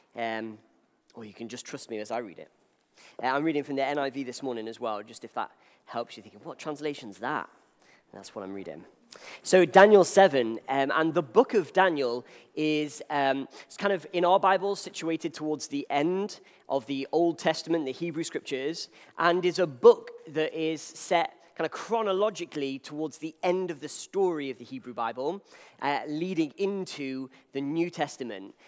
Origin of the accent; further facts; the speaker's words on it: Wales, United Kingdom; I'm from Wales